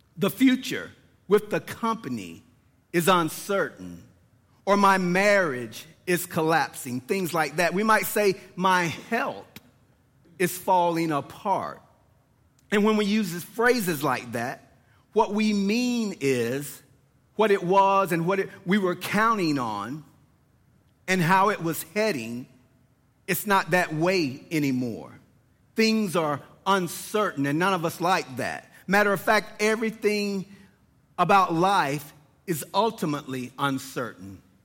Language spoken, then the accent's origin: English; Lawrenceville, Georgia, United States; born and raised in Lawrenceville, Georgia